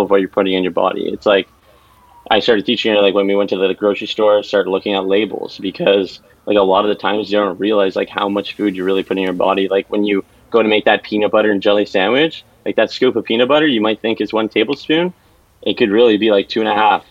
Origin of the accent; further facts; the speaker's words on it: Ottawa, Ontario, Canada; moved away as an adult; now in Toronto, Canada; Born and raised in Ottawa, now living in Toronto